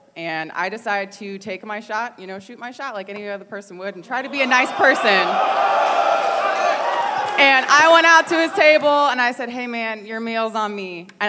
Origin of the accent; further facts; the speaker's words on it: Fort Wayne, Indiana, United States; I'm from Fort Wayne, Indiana.